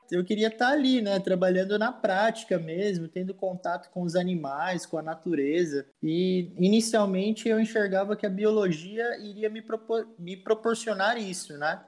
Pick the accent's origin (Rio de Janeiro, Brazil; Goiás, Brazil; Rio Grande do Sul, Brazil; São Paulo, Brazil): São Paulo, Brazil; Lins; Linz é a cidade onde eu resido, né, onde, eu, onde eu cresci, onde eu vivo